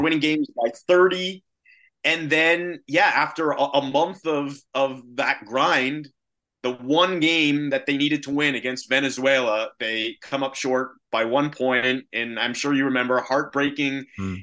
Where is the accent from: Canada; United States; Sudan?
Canada; born or raised there